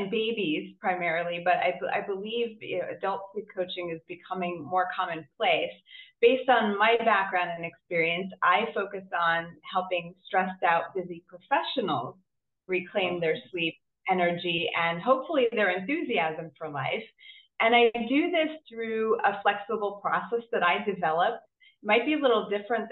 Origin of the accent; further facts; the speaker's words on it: Boston, Massachusetts, United States; I'm from Boston, Massachusetts in the US